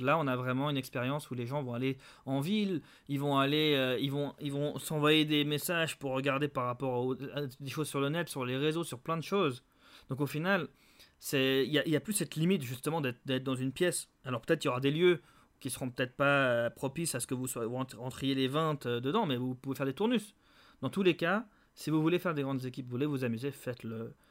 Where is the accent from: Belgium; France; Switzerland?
Switzerland; Geneva; Des Genevois, on est tous de Genève